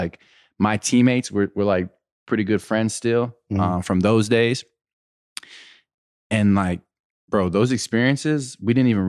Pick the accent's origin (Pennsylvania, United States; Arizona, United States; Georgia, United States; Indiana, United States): Pennsylvania, United States; I'm from Western PA and we love football.